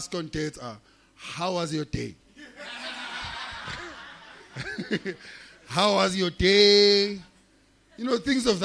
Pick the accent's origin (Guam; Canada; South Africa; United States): South Africa; I'm a customer from South Africa